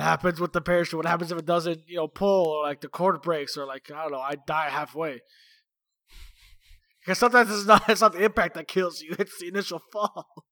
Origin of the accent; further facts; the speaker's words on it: Toronto, Ontario, Canada; moved away as an adult; we come from, well, I mean, we're from Toronto